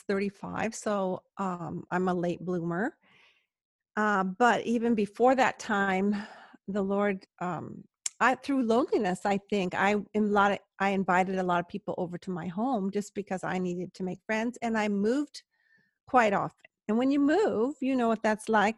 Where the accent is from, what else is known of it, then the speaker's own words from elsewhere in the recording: Palos Verdes, California, United States; I'm from Palos Verdes